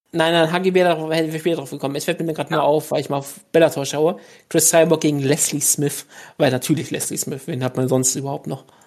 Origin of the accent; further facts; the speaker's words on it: Germany; ich bin Deutscher